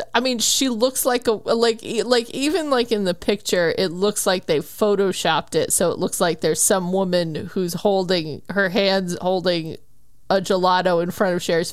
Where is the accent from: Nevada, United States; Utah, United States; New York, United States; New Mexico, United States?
New Mexico, United States; I am also from New Mexico